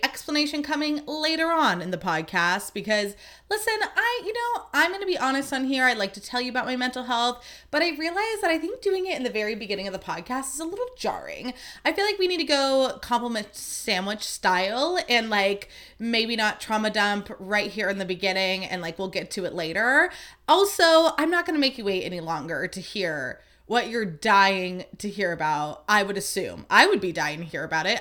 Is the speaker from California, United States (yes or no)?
yes; Livermore, California, United States; I grew up in Livermore